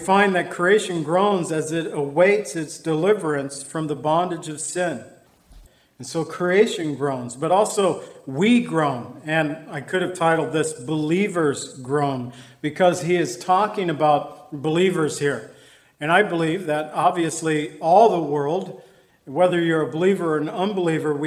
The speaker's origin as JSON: {"language": "English", "town": "Zion", "region": "Illinois", "country": "United States", "tie": "born or raised there", "said": "my hometown Zion"}